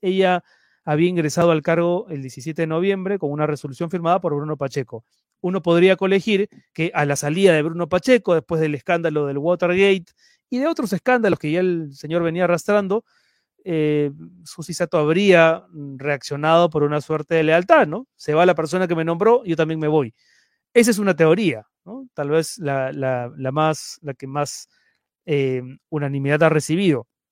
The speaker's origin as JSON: {"language": "Spanish", "region": "Lima", "country": "Peru", "moved": "yes", "lives_now": "Madrid, Spain", "said": "ahora me encuentro en Madrid, pero yo soy de Lima"}